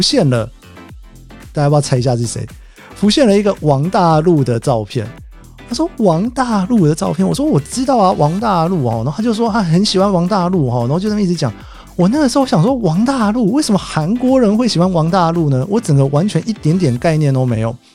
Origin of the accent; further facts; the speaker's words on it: Taiwan; now in Tokyo, Japan; 我是从台湾来的